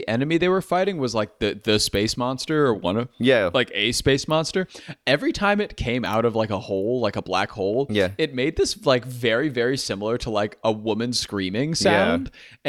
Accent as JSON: {"language": "English", "town": "San Francisco", "region": "California", "country": "United States", "said": "I'm from San Francisco."}